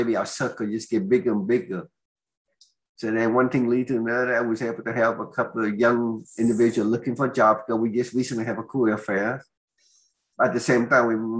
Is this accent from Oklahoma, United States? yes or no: yes; Oklahoma, United States; accent: Oklahoman; they claim I have an Oklahoman accent because I come from Oklahoma.